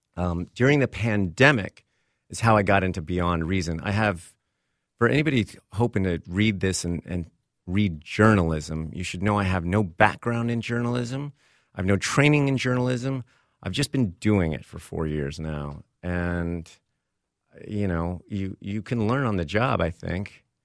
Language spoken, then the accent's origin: English; Texas, United States; moved away as an adult; also born or lived in Vermont / Hollywood; I grew up in Texas, school on the East Coast, uh, in Vermont